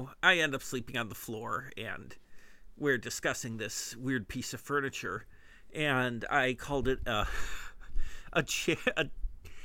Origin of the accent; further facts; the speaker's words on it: Midwest, United States; accent: Midwestern; my Midwestern accent